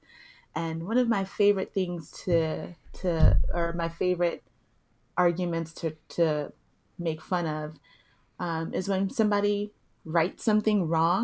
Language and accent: English; Compton, California, United States; accent: Nigerian; first language Yoruba; English is a second language; I grew up in Compton, so my second language is African American vernacular English